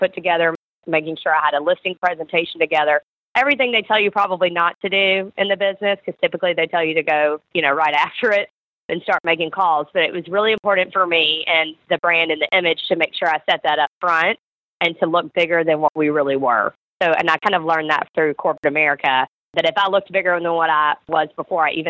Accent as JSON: {"language": "English", "town": "Memphis", "region": "Tennessee", "country": "United States", "also_born_or_lived": "Atlanta, Georgia", "moved": "as an adult", "said": "I am originally from Memphis, Tennessee"}